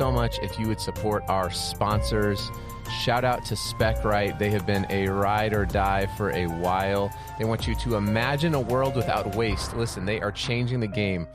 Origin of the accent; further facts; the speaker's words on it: Colorado Springs, Colorado, United States; I grew up in Colorado Springs